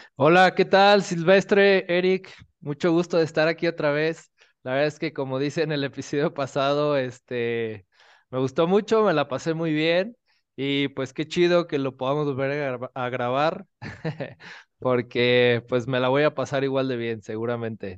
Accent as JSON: {"language": "Spanish", "town": "Guadalajara", "region": "Jalisco", "country": "Mexico", "moved": "yes", "lives_now": "Mexico City, Mexico", "said": "yo soy de Guadalajara, actualmente vivo en Ciudad de México"}